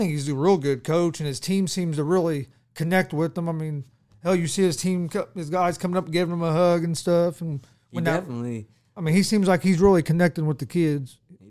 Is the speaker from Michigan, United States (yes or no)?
no; Indiana, United States; Game that interests me, and of course, I'm from Indiana, so it's going to interest me, even though I'm an IU fan